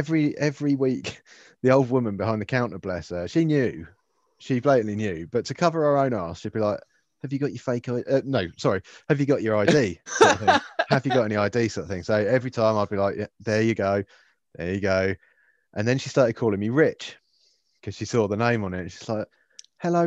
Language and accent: English; Liss, South East England, United Kingdom; I grew up in Liss